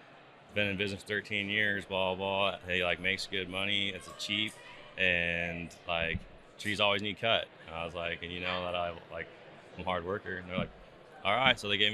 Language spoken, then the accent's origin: English; Prineville, Oregon, United States; I grew up in Prineville, kind of just my dad and everyone like grew up like logging and stuff like that, cutting trees, firewood, you know. It's a logging area in there